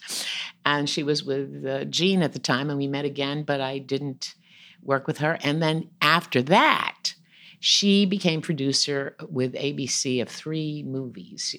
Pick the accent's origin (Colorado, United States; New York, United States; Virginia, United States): New York, United States; I'm from New York